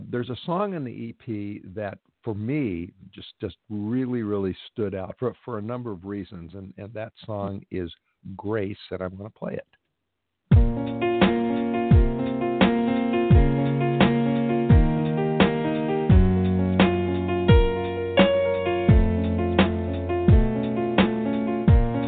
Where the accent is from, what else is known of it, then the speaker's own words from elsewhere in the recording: Los Angeles, California, United States; it's my hometown